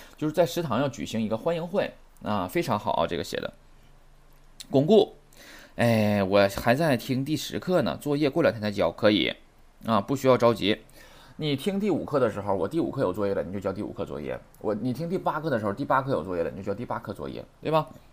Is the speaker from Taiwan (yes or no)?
no; China; 我们中国人